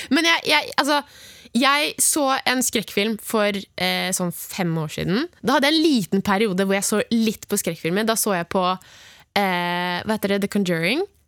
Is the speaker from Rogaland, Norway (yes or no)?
no; Oslo, Norway; hjemme i Oslo, der hvor mamma og pappa bor, der, der jeg vokste opp